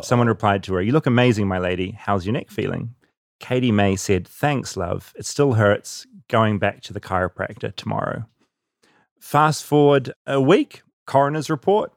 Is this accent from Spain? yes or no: no; New Zealand; accent: New Zealand; the New Zealand accent, which is my accent